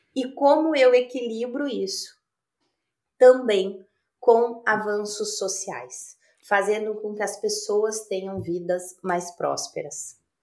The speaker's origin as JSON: {"language": "Portuguese", "town": "Passo Fundo", "region": "Rio Grande do Sul", "country": "Brazil", "moved": "yes", "said": "Sou gaúcha de Passo Fundo"}